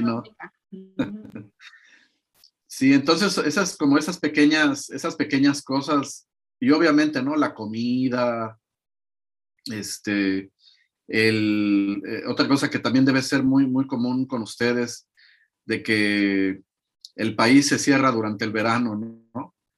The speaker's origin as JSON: {"language": "Spanish", "country": "Mexico", "moved": "as an adult", "lives_now": "Latvia", "said": "como mexicano"}